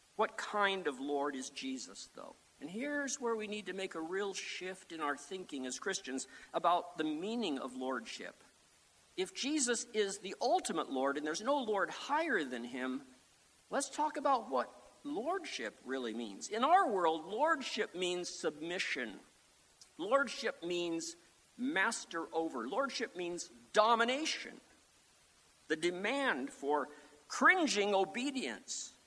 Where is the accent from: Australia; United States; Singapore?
United States; Sioux Falls, South Dakota; back when I was a teenager growing up in Sioux Falls, South Dakota